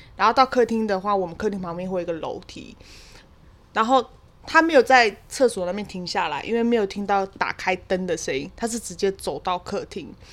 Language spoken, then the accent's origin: Chinese; Kaohsiung, Taiwan; 就是在我老家，就是在我高雄山上的老家